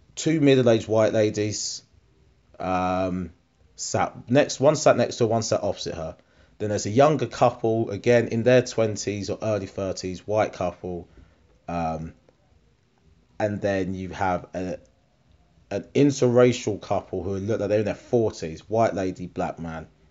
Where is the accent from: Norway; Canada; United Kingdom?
United Kingdom; Harlow, East of England; Harlow, that's my hometown